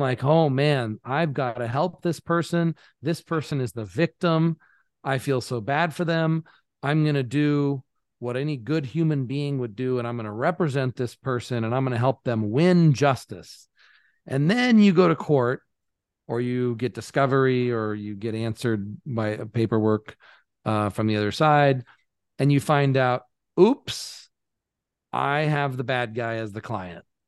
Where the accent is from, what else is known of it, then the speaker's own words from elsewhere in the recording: United States; moved away; as an American